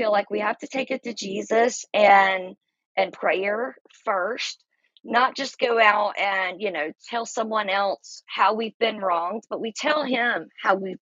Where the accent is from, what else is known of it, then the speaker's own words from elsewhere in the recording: Georgia, United States; also born or lived in Florida / North Carolina / South Carolina; I'm a Southerner. I grew up in Georgia, lived in Florida. I've lived in North Carolina and South Carolina